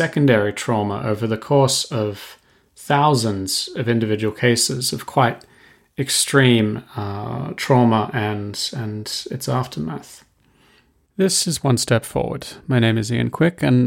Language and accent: English; Australia; I'm actually Australian